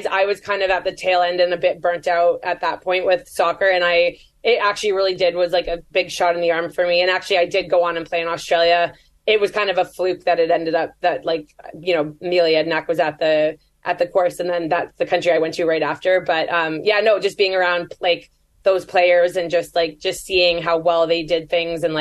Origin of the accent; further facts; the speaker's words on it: Canada; I'm Canadian